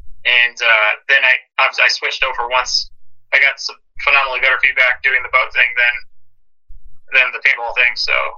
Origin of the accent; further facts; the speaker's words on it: Sierra Vista, Arizona, United States; My dad took me out fishing, I don't know, when I was like 5 or 6, and that was kind of bluegill, one of the closer lakes over there next to Sierra Vista, and that was hooked after that.